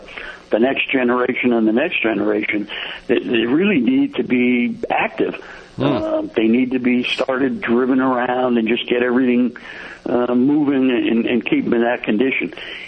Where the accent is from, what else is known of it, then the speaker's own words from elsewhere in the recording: Northeast, United States; now in Plymouth, United States; And moved to Plymouth. We're from the Northeast and just wanted to get over this way.